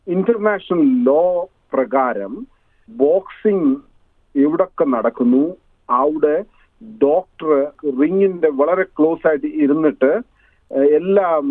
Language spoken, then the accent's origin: Malayalam; India; now in Australia; മാതൃഭൂമി കണ്ടിട്ട് നാല് വർഷമായി